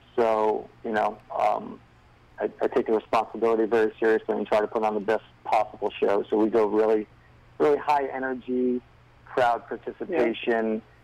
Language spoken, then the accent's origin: English; Rhode Island, United States; I grew up in Rhode Island